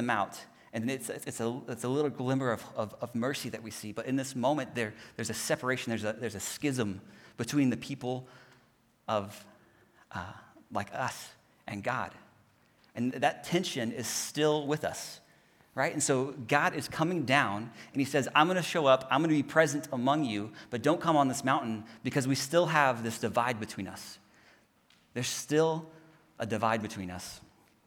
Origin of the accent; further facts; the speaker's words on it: Houston, Texas, United States; moved away; I'm from Houston, and so we're there next to the Gulf.